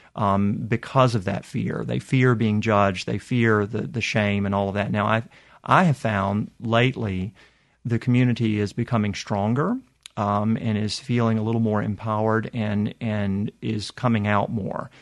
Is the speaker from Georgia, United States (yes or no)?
yes; Atlanta, Georgia, United States; moved away as an adult; also born or lived in North Carolina / Nashville, Tennessee / Boston, Massachusetts; now in Mississippi, United States; I'm I'm originally from Atlanta, Georgia, but I've lived in lots of different places